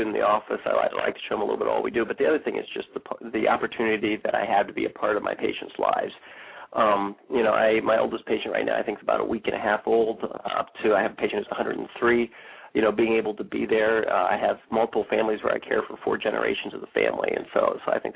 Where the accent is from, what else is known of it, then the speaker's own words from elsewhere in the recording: Bellefontaine, Ohio, United States; I grew up here in Bell Fountain, lived here since I was three